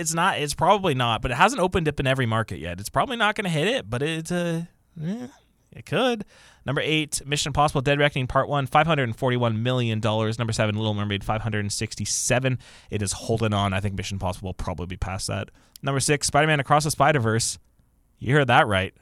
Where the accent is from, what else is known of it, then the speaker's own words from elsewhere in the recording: Canada; we're North American and Canadian specifically